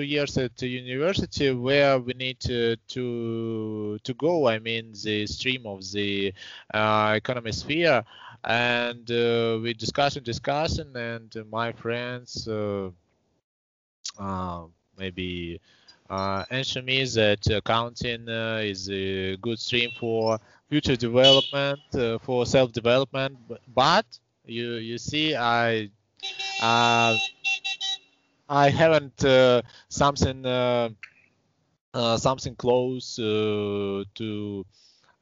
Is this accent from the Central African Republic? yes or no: no; Saint Petersburg, Russia; also born or lived in Estonia; I was born in Estonia. It is near to Russian border country, and in 1995 maybe me with my family relocated to Russia. I was born in 1993. After passing 2 years, we relocated to Russia, to St. Petersburg, and now I live here. Here I graduated from the primary school